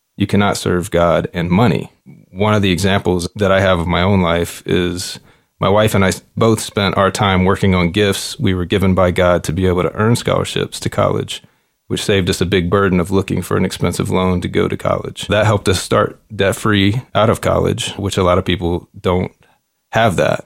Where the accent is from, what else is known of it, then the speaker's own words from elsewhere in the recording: Shreveport, Louisiana, United States; now in Fort Wayne, United States; I was born and raised in Shreveport, Louisiana, in a blue-collar middle-class family.